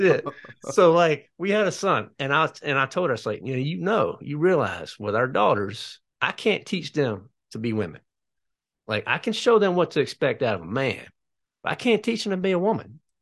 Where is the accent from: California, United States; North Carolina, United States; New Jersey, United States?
North Carolina, United States; I am from North Carolina